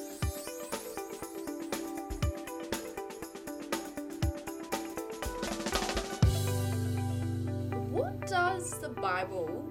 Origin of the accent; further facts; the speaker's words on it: New Zealand; because I grew up in New Zealand, we never really celebrated Chinese New Year in that way